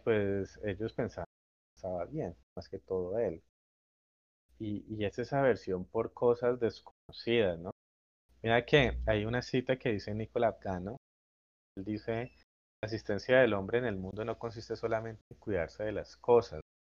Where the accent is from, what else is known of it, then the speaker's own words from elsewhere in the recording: Colombia; como colombiano